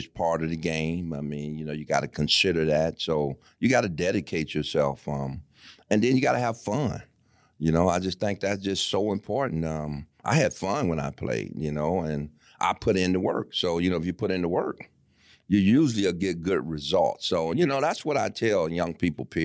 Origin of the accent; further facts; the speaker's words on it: Detroit, Michigan, United States; I'm from Michigan, obviously from Detroit